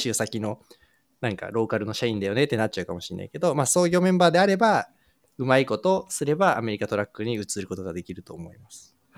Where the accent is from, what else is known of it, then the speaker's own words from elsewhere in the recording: Japan; 日本で生まれ育って日本で教育を受けて日本で仕事をしてきたという前提に立つと私もそうですけれども